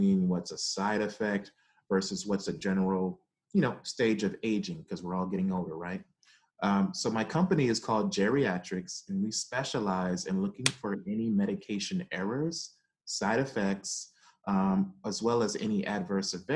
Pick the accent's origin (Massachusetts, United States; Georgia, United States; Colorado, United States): Georgia, United States; Atlanta; moved away as an adult; also born or lived in Brooklyn, New York; now in Durham, United States; like most Caribbean families, we started there and ended up leaving to Atlanta